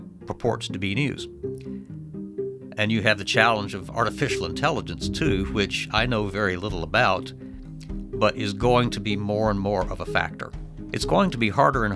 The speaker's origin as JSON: {"language": "English", "region": "the South", "country": "United States", "tie": "born or raised there", "moved": "yes", "lives_now": "Michigan, United States", "said": "growing up in the South"}